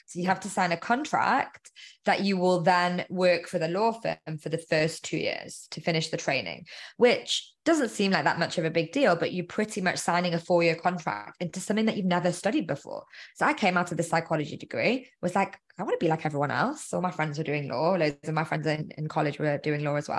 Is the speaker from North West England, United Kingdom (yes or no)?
yes; Manchester, North West England, United Kingdom; moved away as an adult; also born or lived in London; I'm from Manchester